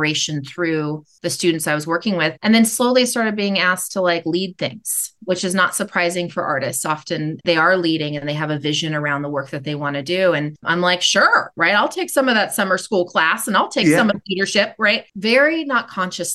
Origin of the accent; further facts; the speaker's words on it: Sacramento, California, United States; also born or lived in Oakland, California; then we moved to Sacramento